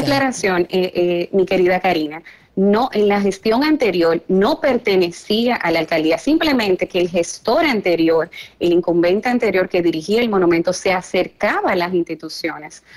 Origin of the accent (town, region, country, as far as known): Dominican Republic